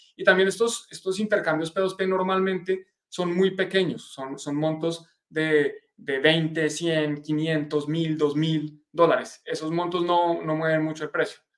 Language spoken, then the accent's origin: Spanish; Colombia; de Colombia, para los que estén en, en mi país